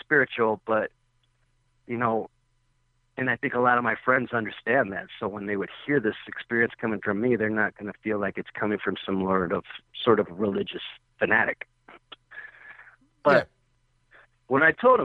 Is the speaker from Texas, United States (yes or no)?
yes; Texas, United States; moved away; I'm from Texas